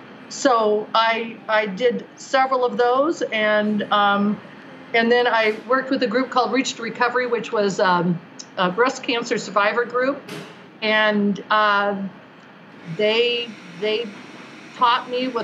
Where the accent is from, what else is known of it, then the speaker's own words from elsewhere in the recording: San Francisco, California, United States; also born or lived in Kentucky / Colorado; I grew up as an Army brat. My father was an Army doctor, and I was born on the Presidio in San Francisco. And then we moved all over the place. So we lived in Kentucky, not my favorite place.